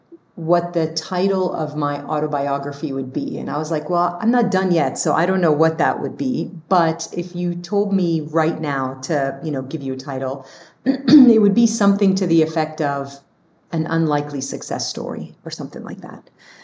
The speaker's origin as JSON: {"language": "English", "region": "Dubai", "country": "United Arab Emirates", "tie": "born or raised there", "also_born_or_lived": "Lebanon", "moved": "yes", "lives_now": "United States", "said": "Like I'm this kid from Lebanon who grew up in Dubai and moved to the US"}